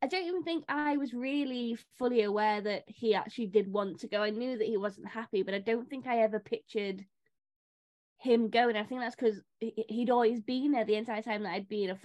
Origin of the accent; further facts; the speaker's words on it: Warrington, North West England, United Kingdom; I'm from a rugby league town, I'm from Warrington